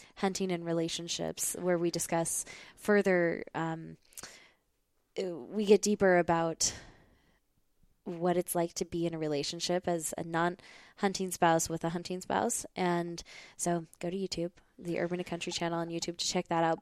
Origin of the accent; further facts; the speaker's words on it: Montana, United States; moved away as an adult; I grew up in Montana